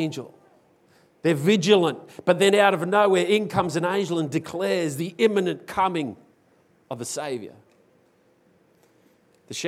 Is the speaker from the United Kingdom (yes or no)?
no; Australia; as an Australian, I tend to fall into the mold of dealing with fear in our very culturally different way